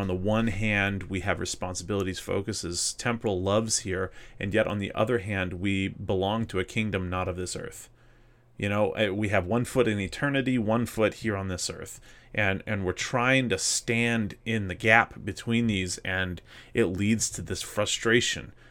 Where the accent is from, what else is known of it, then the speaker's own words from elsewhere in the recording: Mississippi, United States; moved away; growing up in Mississippi, I, there's, there's parts of Mississippi, a lot of it that I really miss